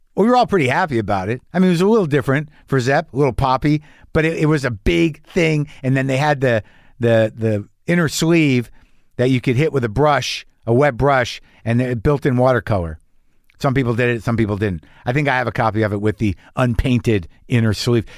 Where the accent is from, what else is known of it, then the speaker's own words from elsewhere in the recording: New Mexico, United States; I grew up in New Mexico